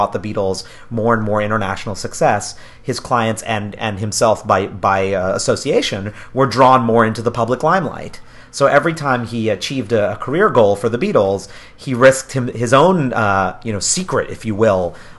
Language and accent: English; New York, United States; I'm a New Yorker as well.